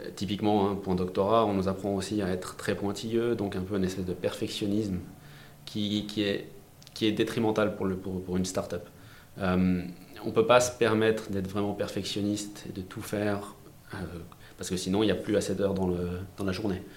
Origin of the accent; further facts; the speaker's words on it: France; je suis français, j'ai fait mon lycée en France, mes études en France